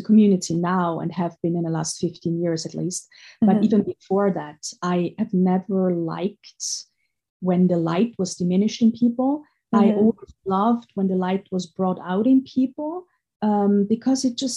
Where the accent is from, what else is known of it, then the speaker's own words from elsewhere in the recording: Austria; moved away; I grew up in Austria, and Austria is at the surface a very rich country